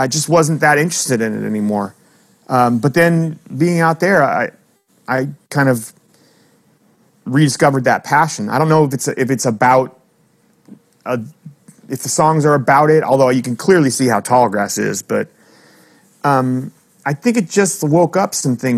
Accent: Bay Area, California, United States; moved away as an adult; also born or lived in Hollywood, Los Angeles / United Kingdom; now in New York, United States; growing up in the Bay Area

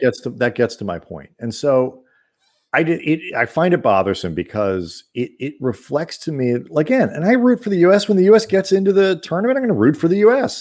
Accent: United States; I'm an American

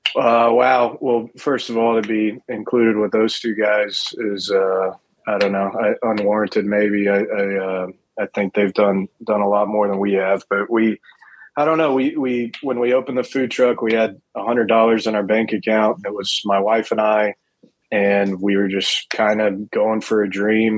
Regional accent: Fort Worth, Texas, United States; I'm born and raised in Fort Worth

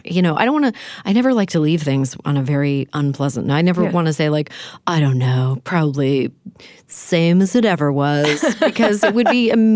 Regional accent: Canada; Maybe it's because I'm from Canada.

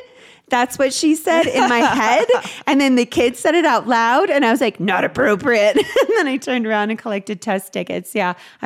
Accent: the South, United States; accent: Southern; And then I did the beginning instructions with my Southern accent.

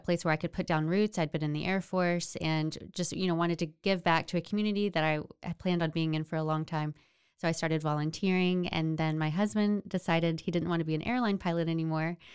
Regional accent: Florence, Texas, United States; moved away as an adult; now in Salado, United States; I grew up in Florence

